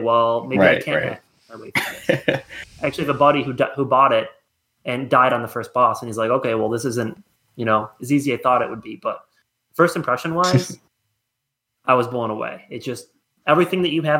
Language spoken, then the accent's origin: English; Attica, United States; I grew up in Attica.